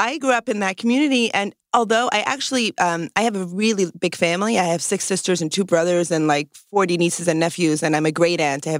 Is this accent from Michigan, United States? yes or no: no; New York City, New York, United States; So I'm from New York, and I grew up in Brooklyn in a Hasidic community. And that's like an ultra-Orthodox Jewish community where the men wear black hats and the women wear dresses only and very specific, and wigs and very specific dress codes.